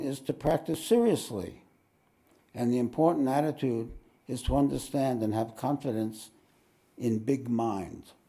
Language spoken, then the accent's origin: English; New York, United States; now in Australia; I'm from New York.